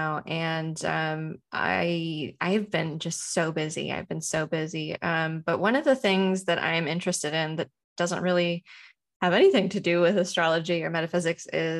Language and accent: English; United States; as an American